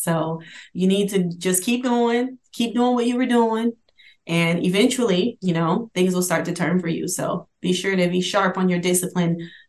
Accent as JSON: {"language": "English", "town": "Honolulu", "region": "Hawaii", "country": "United States", "tie": "born there", "said": "I was born in Honolulu, Hawaii."}